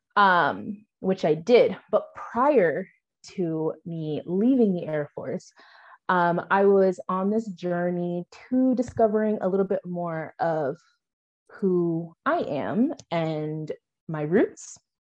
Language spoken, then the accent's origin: English; Washington, United States; moved away as an adult; also born or lived in Phoenix, Arizona; now in Sierra Leone; I'm from Washington